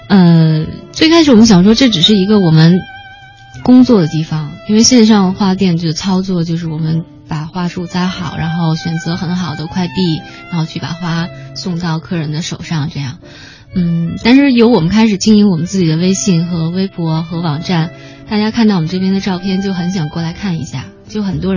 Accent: Tianjin, China; 我不是，我是天津人。对不起，我的口音已经被伊泽贝完全给同化。

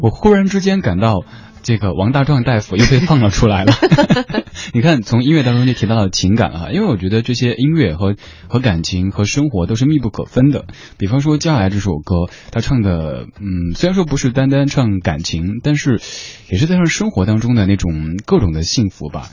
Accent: Sichuan, China; moved away; 我四川人嘛

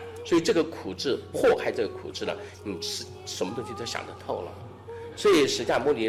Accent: China; 这种苦去甘来，又吻合了我们中国人传统人的教育教育人的方法，被接受了

